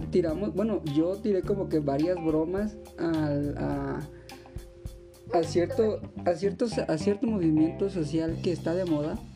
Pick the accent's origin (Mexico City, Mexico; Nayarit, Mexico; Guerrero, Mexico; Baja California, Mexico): Guerrero, Mexico; Acapulco; now in Morelia, Mexico; soy de Acapulco.